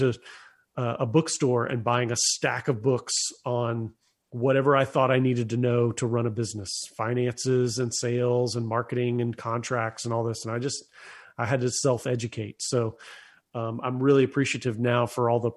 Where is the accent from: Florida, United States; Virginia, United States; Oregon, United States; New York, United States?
Florida, United States; Lakeland; moved away as an adult; now in Nashville, United States; I grew up in Central Florida, a little city called Lakeland, which is between Tampa and Orlando